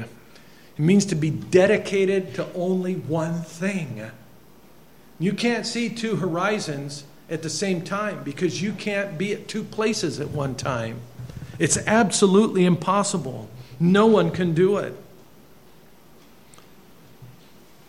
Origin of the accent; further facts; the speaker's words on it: Bremerton, Washington, United States; moved away; I'm from Bremerton, Washington